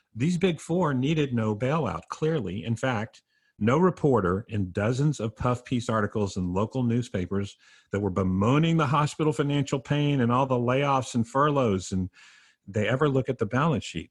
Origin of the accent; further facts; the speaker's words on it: San Antonio, Texas, United States; San Antonio, Texas, my hometown